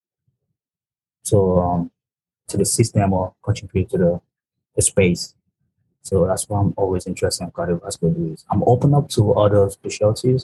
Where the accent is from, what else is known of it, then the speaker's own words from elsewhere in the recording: New York City, New York, United States; I grew up in Brooklyn, New York